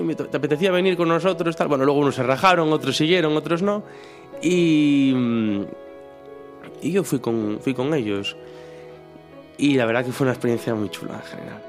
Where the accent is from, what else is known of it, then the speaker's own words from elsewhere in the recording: Ribadeo, Galicia, Spain; moved away as an adult; now in Santiago de Compostela, Spain; soy de Ribadeo, que es un pueblo que está entre Galicia y Asturias, bueno, se nota por el acento, supongo